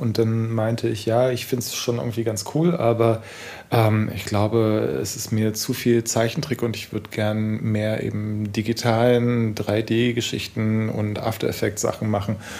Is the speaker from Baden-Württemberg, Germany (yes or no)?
yes; Heilbronn, Baden-Württemberg, Germany; moved away as an adult; also born or lived in Stuttgart, Germany / Garbsen, Germany; now in Berlin, Germany; also wir sind mit zehn sind wir nach Heilbronn gezogen